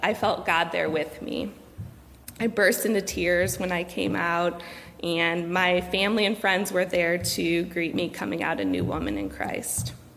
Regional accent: Cleveland, Ohio, United States; I grew up in Cleveland

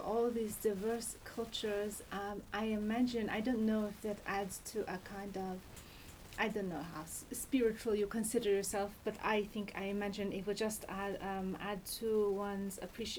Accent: United States; I was born in America

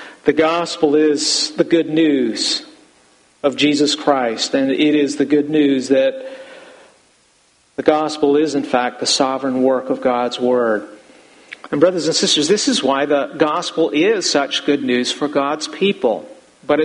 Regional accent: United States; I'm as American as all of you.

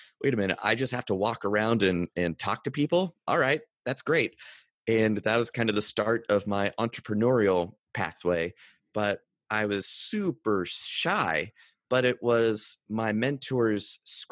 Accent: North Carolina, United States; I grew up in North Carolina on a dirt road in a single wide

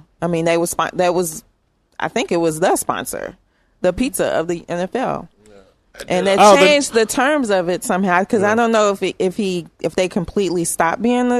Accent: Louisville, Kentucky, United States; Being from Louisville, Kentucky

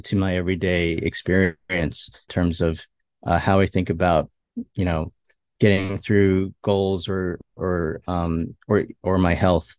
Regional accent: Westchester, New York, United States; also born or lived in Queens, New York; I was born and raised here in New York, and not New York City, but, uh, Westchester, New York

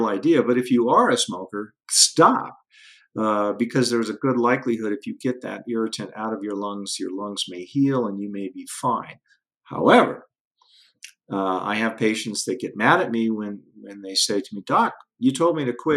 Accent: Denver, Colorado, United States; I grew up again in the Denver area in the 70s

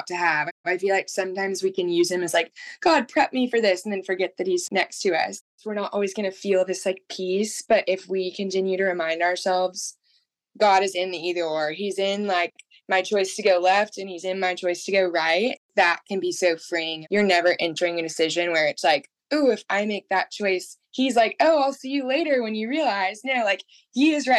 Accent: Dallas, Texas, United States; moved away as an adult; also born or lived in Georgia; I grew up in Dallas, Texas, was Texas girl, never thought I would leave

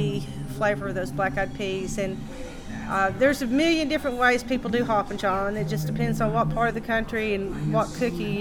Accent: Ducktown, Tennessee, United States; now in Knoxville, United States; I grew up in Ducktown, and you know, you had to cook in the country because there were no restaurants

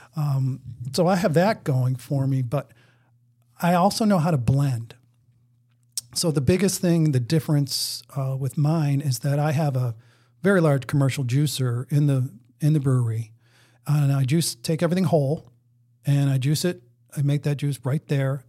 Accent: Buffalo, New York, United States; now in Maryland, United States; I'm from Buffalo. S, when I was growing up, going to grade school, I made maple syrup.

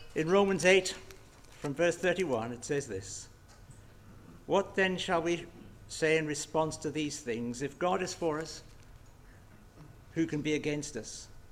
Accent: England, United Kingdom; I'm remarkably English

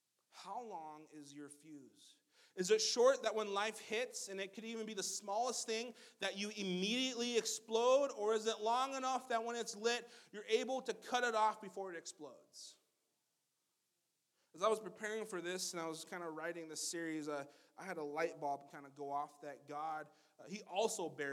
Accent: Montana, United States; also born or lived in Black Hills, South Dakota; I grew up in the Black Hills just for a little bit, and the rest of my time in Montana

